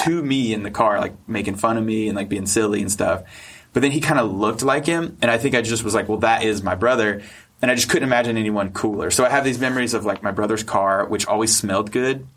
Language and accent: English; North Carolina, United States; I'm from North Carolina.